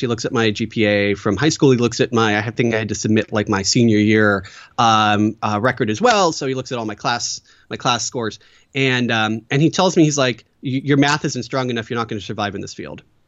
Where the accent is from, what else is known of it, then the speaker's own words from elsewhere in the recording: Battle Ground, Washington, United States; also born or lived in Portland, Oregon; a little town called Battleground, Washington